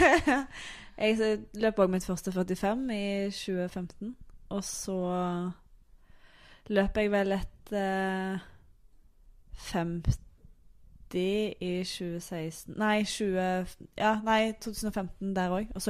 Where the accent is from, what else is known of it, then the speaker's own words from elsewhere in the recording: Stavanger, Rogaland, Norway; moved away as an adult; also born or lived in Kristiansund; now in Oslo, Norway; er da 29. Eh, født i Kristiansund, oppvokst i Stavanger, bodd i Oslo i snart elleve år.